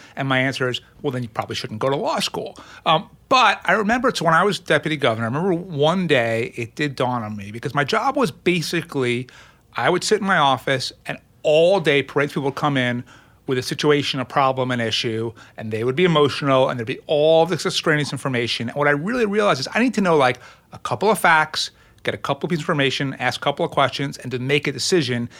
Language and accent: English; Lawrence, New York, United States; also born or lived in Brooklyn, New York; I grew up in, in Brooklyn and then on Long Island